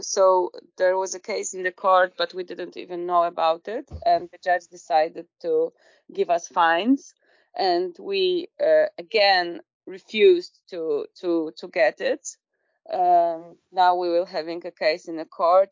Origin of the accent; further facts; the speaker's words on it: Poland; I'm from Poland